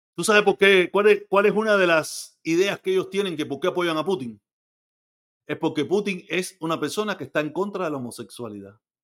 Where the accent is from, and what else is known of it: Cuba; moved away